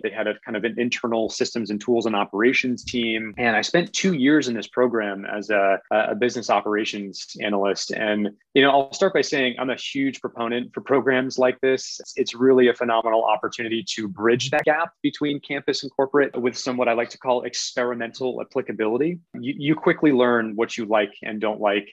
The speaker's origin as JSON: {"language": "English", "town": "Kennebunk", "region": "Maine", "country": "United States", "tie": "born or raised there", "also_born_or_lived": "North Shore, Massachusetts", "said": "I'm a New England native I grew up in Kennebunk, Maine, which is a small coastal town in southern Maine."}